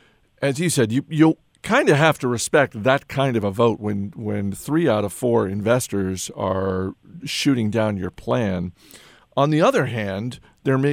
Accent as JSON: {"language": "English", "region": "Maine", "country": "United States", "tie": "born or raised there", "moved": "yes", "said": "in my home state of Maine"}